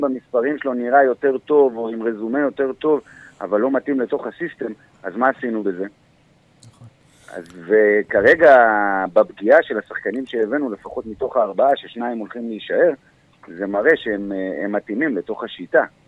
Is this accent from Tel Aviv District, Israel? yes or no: no; Ashdod, Southern District, Israel; moved away as an adult; now in Kiryat Haim, Israel; אני גדלתי באשדוד, עד גיל עשרים ואחת